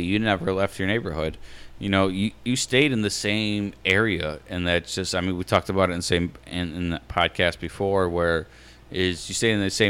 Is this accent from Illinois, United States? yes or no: yes; Chicago, Illinois, United States; I grew up on 44th and Whipple